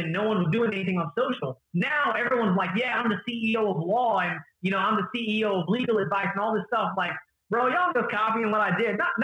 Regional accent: the Bible Belt in the South, United States; now in Atlanta, United States; I grew up in the Bible Belt in the South, where I was one of the only Arabs that lived in a predominantly Hispanic community

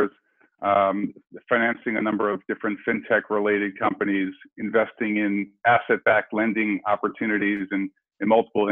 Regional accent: Silver Spring, Maryland, United States; I grew up in Silver Spring, Maryland

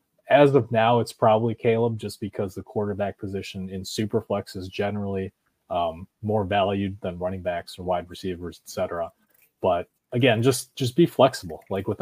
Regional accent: Chicago, Illinois, United States; I will say, as a Chicagoan who has watched quite a bit of the Packers as well over the last few years

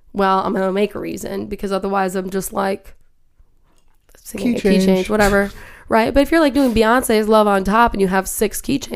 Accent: Minnesota, United States; I'm from Minnesota

